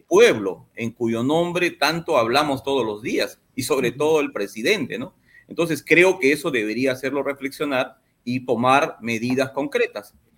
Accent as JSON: {"language": "Spanish", "region": "Madre de Dios", "country": "Peru", "said": "yo soy de Madre de Dios"}